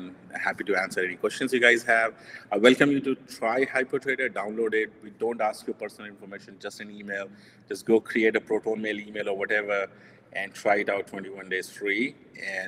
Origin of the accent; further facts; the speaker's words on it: India; I'm Indian, so we value gold